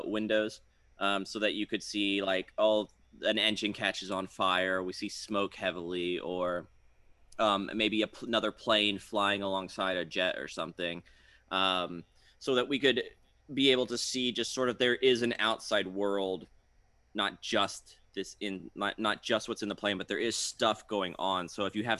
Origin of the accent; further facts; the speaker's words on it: Florida, United States; I grew up in Florida